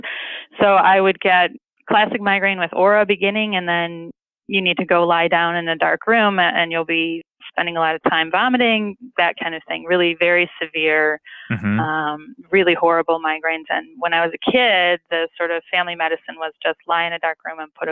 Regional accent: Detroit, Michigan, United States; accent: thick Midwestern; moved away as an adult; now in Oakland, United States; I'm originally from Detroit, which is where this thick Midwestern accent comes from

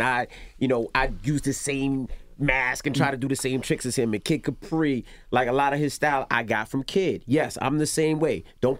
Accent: New York, United States; I'm a New Yorker. It's just who I am.

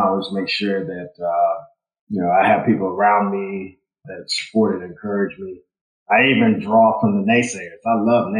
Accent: Louisville, Kentucky, United States; moved away as an adult; now in Nashville, United States; Born and raised in Louisville, Kentucky, and got to Nashville because I went to Vanderbilt

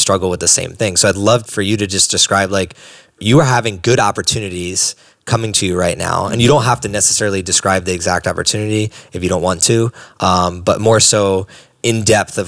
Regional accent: East Coast, United States; I'm from the East Coast

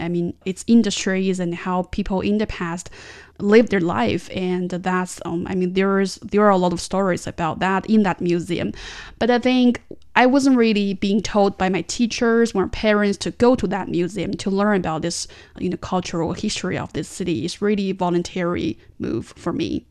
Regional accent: Tianjin, China; my hometown city, it does have a long history

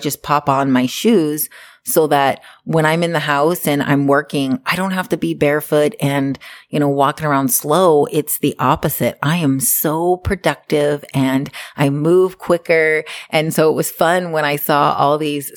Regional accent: Hawaii, United States; moved away as an adult; now in Canada; I grew up in Hawaii

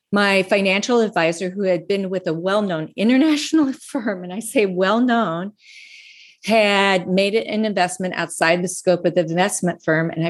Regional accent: Laramie, Wyoming, United States; also born or lived in North Platte, Nebraska / Steamboat / Minneapolis, Minnesota; I was born in North Platte, Nebraska. I grew up in Laramie, Wyoming, and Steamboat and Minneapolis, Minnesota. I've lived in about 10 different states.

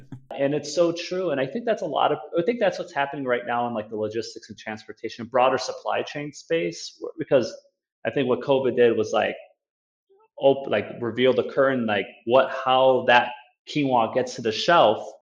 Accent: Chicago, Illinois, United States; born and raised in Chicago um, north side

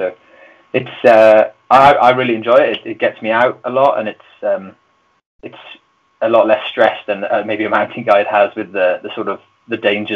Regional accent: Brecon, Wales, United Kingdom; moved away as an adult; now in Chamonix, France; I'm from Brecon in South Wales, so I grew up in the Brecon Beacons

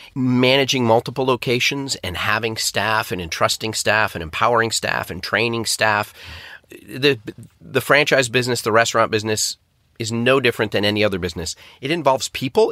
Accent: Syracuse, New York, United States; moved away as an adult; now in London, United Kingdom; I'm originally from Syracuse, New York

